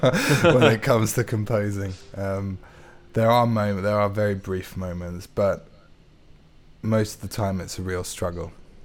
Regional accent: London, United Kingdom; born there; also born or lived in Middle East / Hertfordshire; Well, I was born in North London and then lived in the Middle East for a while, then came back to Hertfordshire and now back in London.

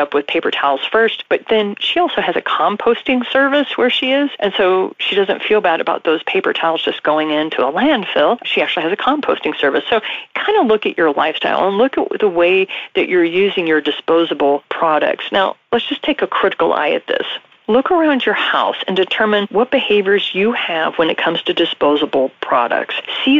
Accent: Japan; also born or lived in Bahamas; I was raised in Japan. I was also raised in the Bahamas.

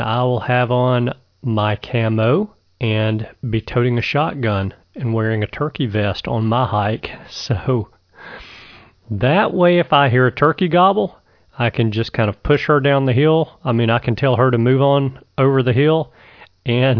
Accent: Alabama, United States; my home state of Alabama

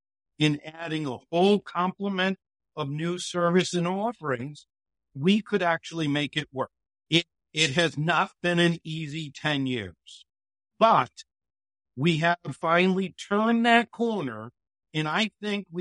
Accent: Connecticut, United States; I grew up in Connecticut

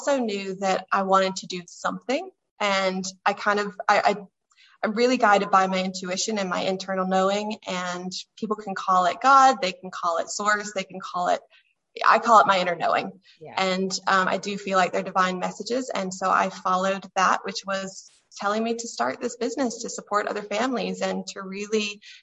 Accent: United States; moved away as an adult; now in Ireland; You can probably hear from my voice that I am American, but I've lived in Ireland for 8 years

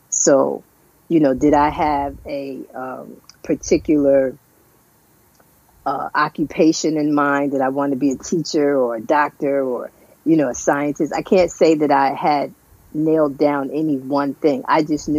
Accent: Paterson, New Jersey, United States; right here, New Jersey, all my life. I actually, one town over, I grew up in Patterson, I didn't go far

